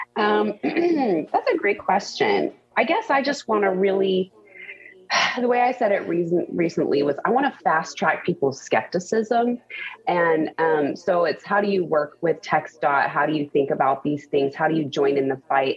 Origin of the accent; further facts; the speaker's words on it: The Woodlands, Texas, United States; now in Houston, United States; I grew up in the Woodlands, which is a northwest suburb